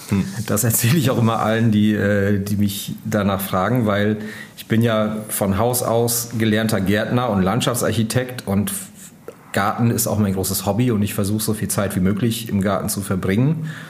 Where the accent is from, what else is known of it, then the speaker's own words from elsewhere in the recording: Lower Saxony, Germany; Und ja, außerdem bin ich in Ostfriesland auf dem Land aufgewachsen. Von daher war das Leben in der Stadt für mich äh, ohnehin immer eher ein Kompromiss.